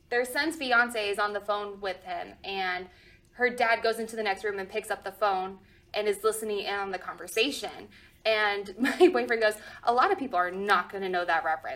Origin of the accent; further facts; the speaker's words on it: Arizona, United States; growing up in Arizona